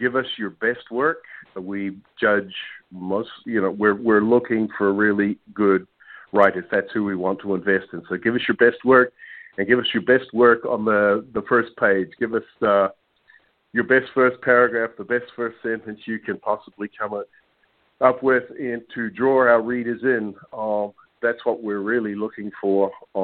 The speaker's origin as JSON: {"language": "English", "country": "New Zealand", "moved": "yes", "lives_now": "Orlando, United States", "said": "I'm originally from New Zealand. You might be wondering my accent's from"}